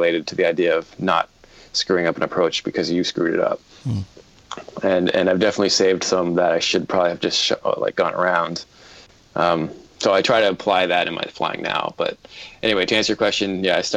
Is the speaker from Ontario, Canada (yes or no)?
yes; Toronto, Ontario, Canada; I'm from Toronto, Canada.